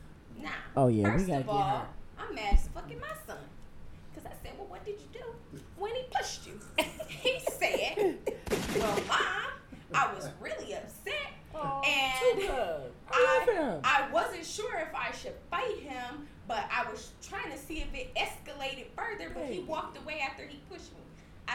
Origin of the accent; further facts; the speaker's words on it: Manhattan, New York, United States; I'm from Manhattan.